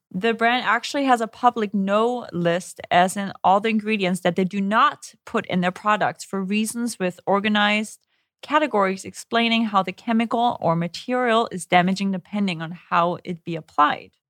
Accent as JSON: {"language": "English", "country": "Germany", "tie": "born or raised there", "second_language": "English", "said": "How is it with because growing up in Germany, we really never use sunscreen."}